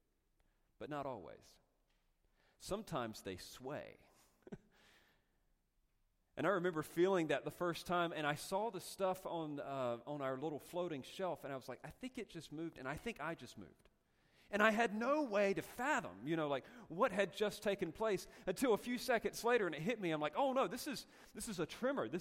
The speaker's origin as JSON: {"language": "English", "region": "North Carolina", "country": "United States", "also_born_or_lived": "Castaic, California", "moved": "yes", "said": "I'm from North Carolina"}